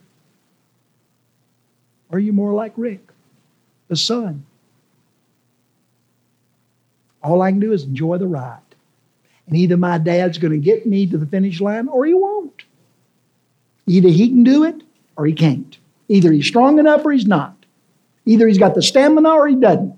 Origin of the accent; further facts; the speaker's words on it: Memphis, Tennessee, United States; when I was a kid growing up in White Haven